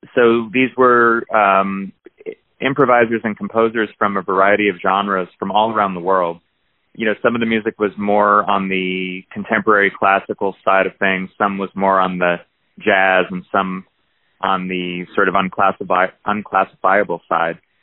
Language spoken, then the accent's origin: English; New Jersey, United States; I grew up in New Jersey